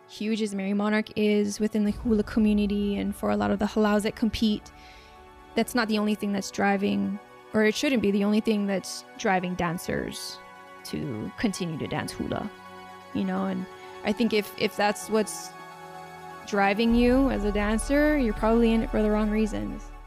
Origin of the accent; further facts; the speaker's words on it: Makaha, Hawaii, United States; coming from the west side which is where I grew up in Makaha Valley.